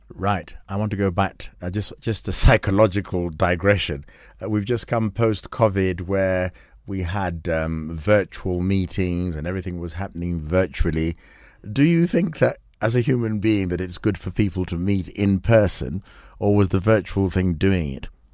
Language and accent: English; Kenya; we Kenyans